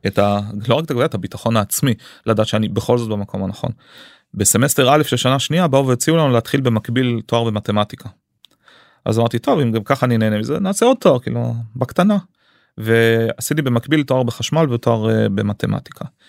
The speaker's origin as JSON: {"language": "Hebrew", "town": "Arad", "region": "Southern District", "country": "Israel", "tie": "born or raised there", "also_born_or_lived": "United States", "said": "עליתי לישראל שהייתי בן אה, שלוש מארצות הברית המשפחה שלי השתקעה בערד"}